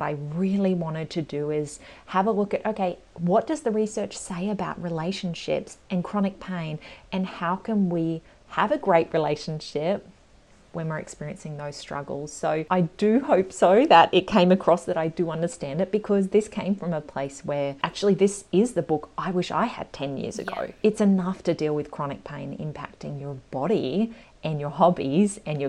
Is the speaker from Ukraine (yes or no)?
no; Australia; also born or lived in London; We are obviously from Australia, but we moved over there for a little while